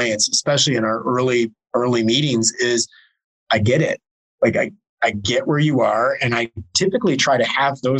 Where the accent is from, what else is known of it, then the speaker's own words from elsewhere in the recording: Detroit, Michigan, United States; I'm from Michigan, I'm from the Detroit area